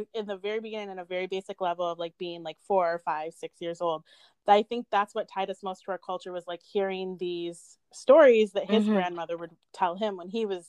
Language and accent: English; United States; we're biracial and we grew up in America